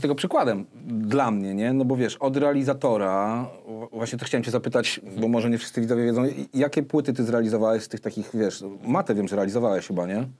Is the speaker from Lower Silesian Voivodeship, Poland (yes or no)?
no; Warsaw, Masovian Voivodeship, Poland; ja się tam no. wychowałem od dziecka